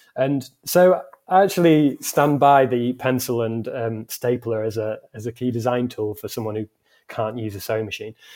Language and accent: English; Scunthorpe, Yorkshire and the Humber, United Kingdom; my hometown Scunthorpe